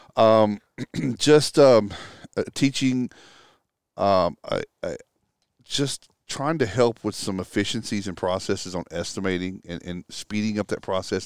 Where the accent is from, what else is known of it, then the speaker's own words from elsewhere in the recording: Texas, United States; moved away as an adult; I grew up in Texas. Um, lived there all the way through, through college